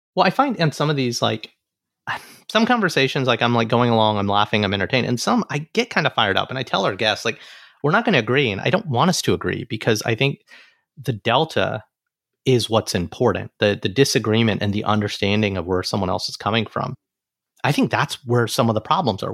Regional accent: Alabama, United States; now in New York, United States; as an Alabama person in New York

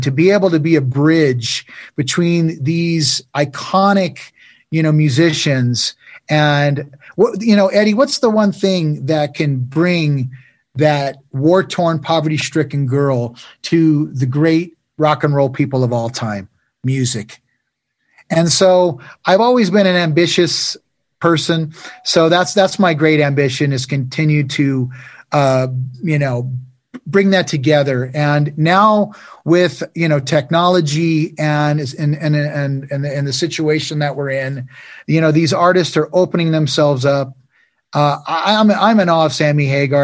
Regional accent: United States; where we come from America

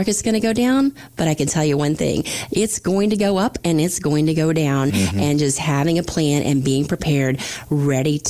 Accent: Florida Panhandle, United States; accent: southern drawl; moved away; I'm from the Panhandle, Florida, so I do have that southern draw, especially when I go visit my family.

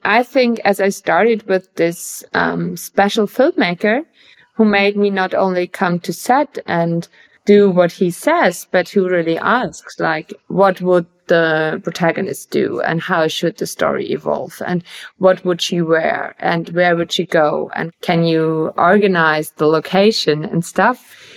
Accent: Bavaria, Germany; I'm from Bavaria as well.

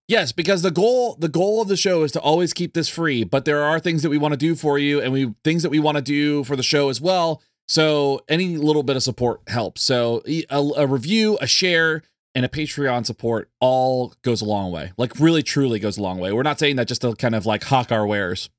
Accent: near Kennedy Space Center, Florida, United States; I grew up near Kennedy Space Center in Florida

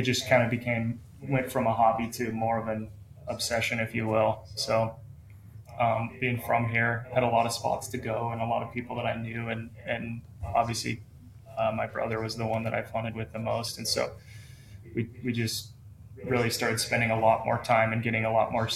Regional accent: Missoula, Montana, United States; So I'm from Missoula. That's where I live, Missoula, Montana. Born and raised my whole life

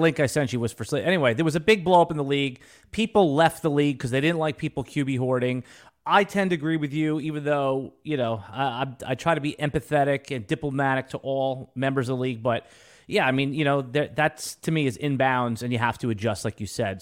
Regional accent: Jacksonville, Florida, United States; Jacksonville, my hometown

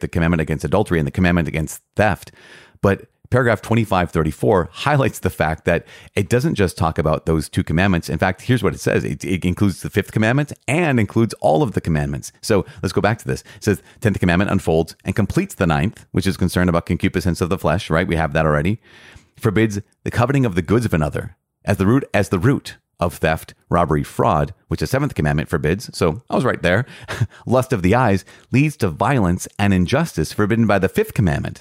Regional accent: Midwest, United States; growing up in the Midwest.

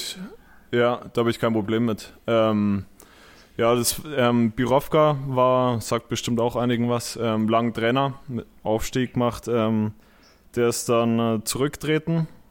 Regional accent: home village near Munich, Bavaria, Germany; moved away as an adult; now in Essen, Germany; meinem Heimatdorf

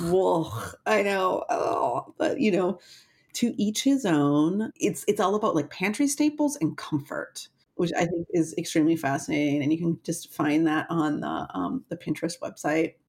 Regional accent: Wisconsin, United States; I'm from Wisconsin

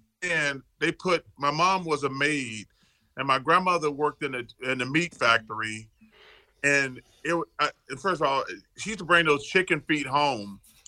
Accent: Leeds, Alabama, United States; born or raised there; moved away

